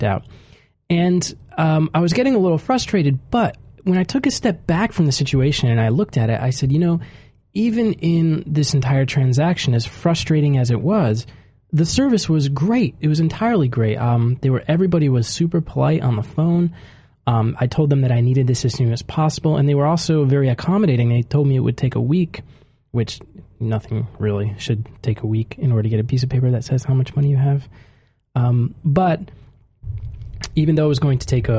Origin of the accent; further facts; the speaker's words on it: United States; moved away as an adult; now in Japan; my country, the United States